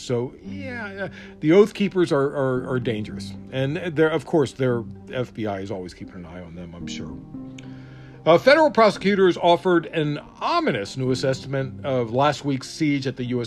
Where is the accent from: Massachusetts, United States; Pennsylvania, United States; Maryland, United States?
Maryland, United States; I'm from Maryland